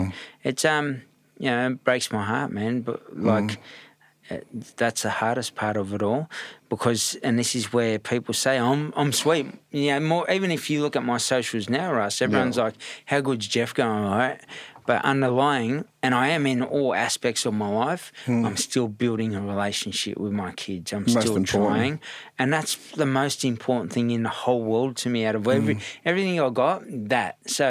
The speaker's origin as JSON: {"language": "English", "town": "Redfern", "region": "New South Wales", "country": "Australia", "tie": "born or raised there", "also_born_or_lived": "Bondi", "said": "And I grew up in Bondi at one stage. When I say Bondi, I grew up in all bits and pieces. Redfern was the main hub, but my dad and mum were just sort of scattering me around."}